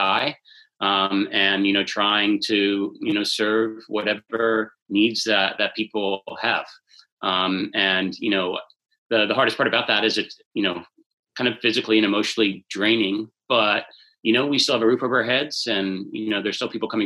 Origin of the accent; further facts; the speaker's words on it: Bethesda, Maryland, United States; I grew up in Bethesda